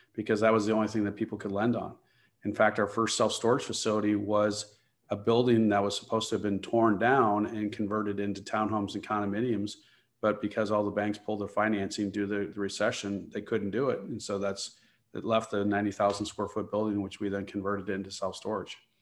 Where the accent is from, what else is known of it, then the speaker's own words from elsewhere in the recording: Chicago, Illinois, United States; I grew up in the Chicagoland area